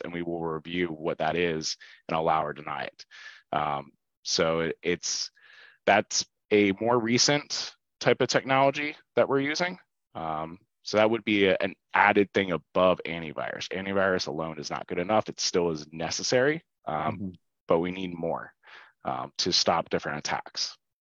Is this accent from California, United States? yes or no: no; Oley Valley, Berks County, Pennsylvania, United States; also born or lived in Shillington, Pennsylvania; I grew up in Ole Valley. Um, so I went to high school there, graduated, uh, went there my whole life